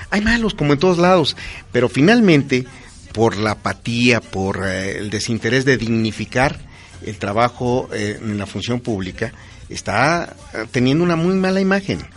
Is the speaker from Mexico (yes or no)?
yes; Pachuca, Hidalgo, Mexico; born there; Yo nací en Pachuca y mis hermanos.